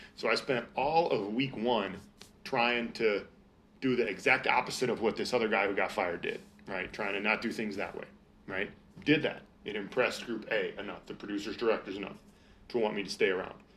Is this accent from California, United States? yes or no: no; Minnesota, United States; I'm from Minnesota